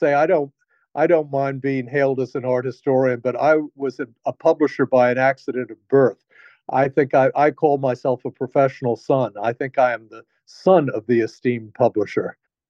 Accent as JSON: {"language": "English", "town": "New York City", "region": "New York", "country": "United States", "tie": "born or raised there", "also_born_or_lived": "Washington, D.C.", "said": "So I was born in Washington. But the first home I remember was our apartment in New York City."}